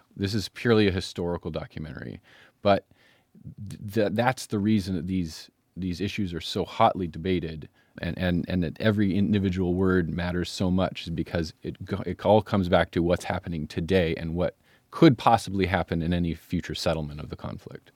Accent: United States; as an American

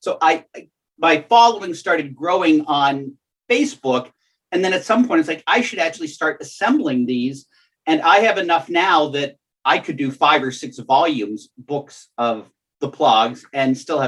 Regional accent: Bethel Park, Pennsylvania, United States; It's from my hometown library in Bethel Park, Pennsylvania.

